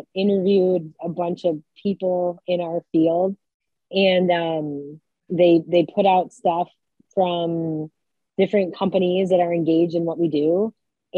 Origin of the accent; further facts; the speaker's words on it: Detroit, Michigan, United States; I'm originally from Detroit, so stayed in state